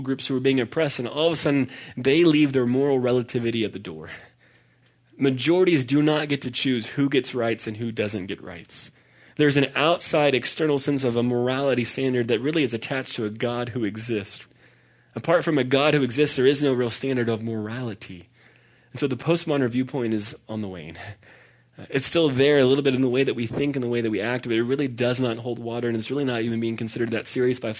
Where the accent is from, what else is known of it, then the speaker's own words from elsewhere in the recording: Dallas, Texas, United States; I grew up in Dallas, which is why I'm a Dallas Cowboys fan